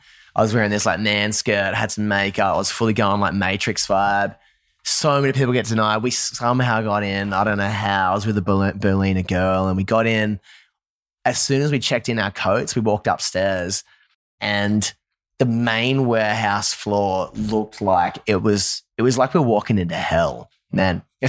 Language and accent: English; Newcastle, North East England, United Kingdom; now in Nashville, United States; I grew up in Newcastle, drums, bass, guitar, screaming vocals.